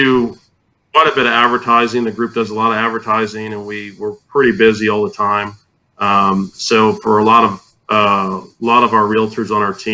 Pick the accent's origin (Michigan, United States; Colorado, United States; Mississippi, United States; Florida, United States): Florida, United States; Tampa; moved away as an adult; now in San Antonio, United States; I grew up in Tampa, Florida, and I got into real estate, and I moved to San Antonio in 2006